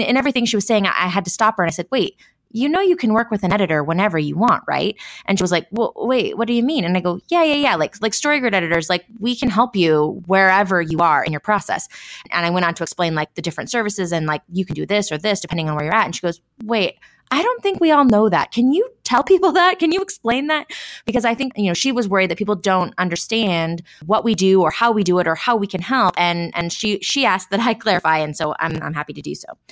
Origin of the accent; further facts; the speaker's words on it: Washington, United States; we're all from Washington and we met in Central Washington